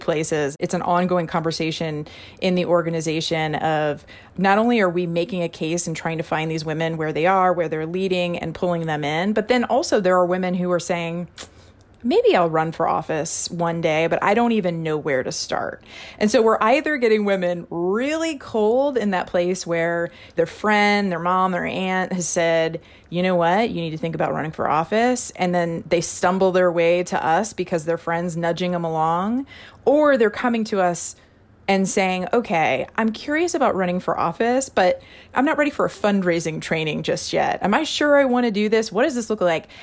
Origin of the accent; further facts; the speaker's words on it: Missouri, United States; Missouri is my home state.